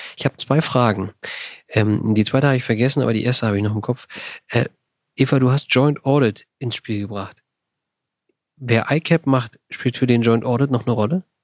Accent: Berlin surroundings, Brandenburg, Germany; ich komme ja aus dem Berliner Umland

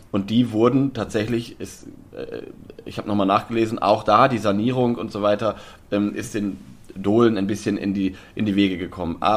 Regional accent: Lower Saxony, Germany; bei mir in meiner Heimat Osnabrücker Land

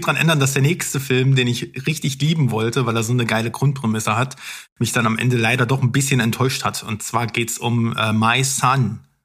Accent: East Germany, Germany; bei uns im Osten

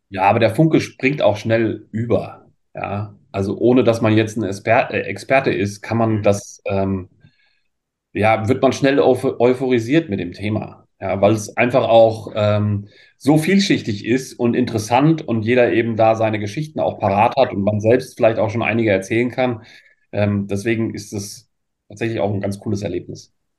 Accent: Germany; also born or lived in France; bei uns in Deutschland

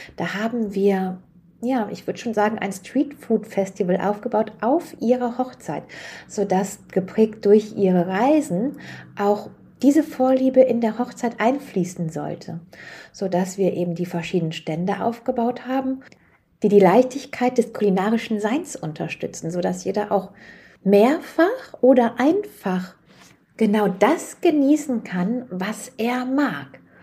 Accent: Germany; für uns als Deutsche

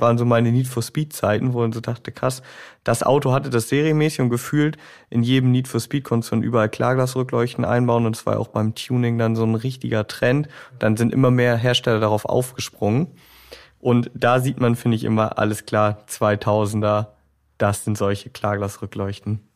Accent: Bremen, Germany; bei uns in Bremen

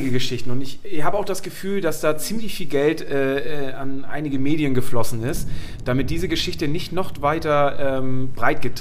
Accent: Schleswig-Holstein, Germany; ich bin ja aufgewachsen oben im Norden und ich bin damals zum HSV halt immer mit diesen, mit diesen Zügen gefahren

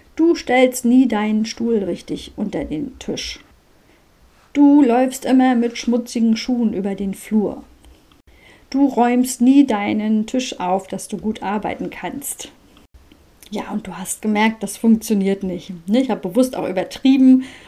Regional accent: Mecklenburg-Vorpommern, Germany; bei uns in Mecklenburg-Vorpommern

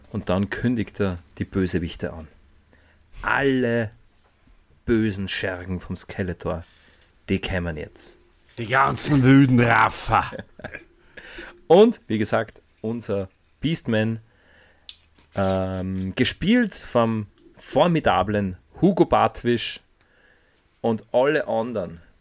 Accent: Austria; Bei uns in Österreich

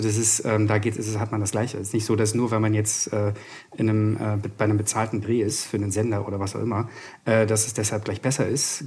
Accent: Hamburg, Germany; now in Berlin, Germany; komme aus Berlin, bin gebürtiger Hamburger

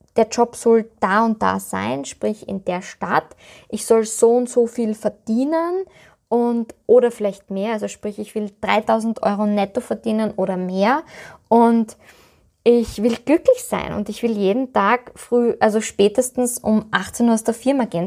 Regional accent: Styria, Austria

